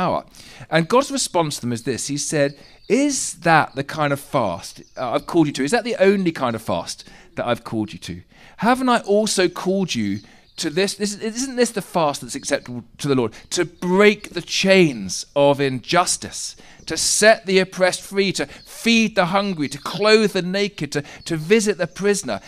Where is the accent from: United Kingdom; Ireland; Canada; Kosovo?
United Kingdom; England; we're English